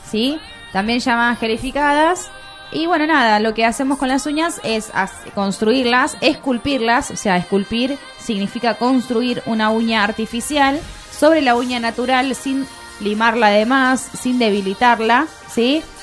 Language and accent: Spanish; England, United Kingdom; Spanish is a second language; no, porque yo soy inglés. inglés.